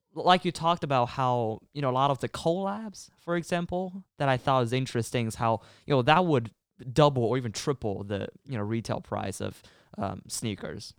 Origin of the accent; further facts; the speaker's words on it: China; moved away; I'm actually from China